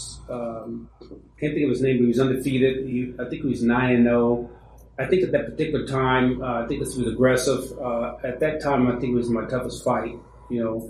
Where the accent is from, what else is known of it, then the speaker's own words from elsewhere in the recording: Chicago, Illinois, United States; I grew up in Chicago